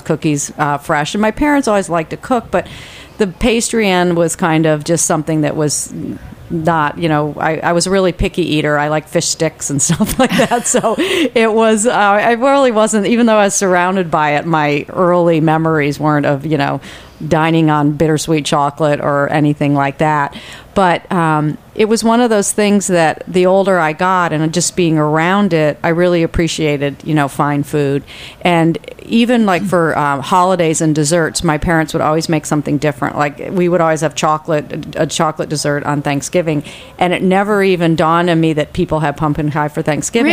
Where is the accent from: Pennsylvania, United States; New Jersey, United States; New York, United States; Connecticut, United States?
New York, United States; Corning; now in San Francisco, United States; I actually grew up on the east coast of the United States in Corning, New York, near Cornell and Ithaca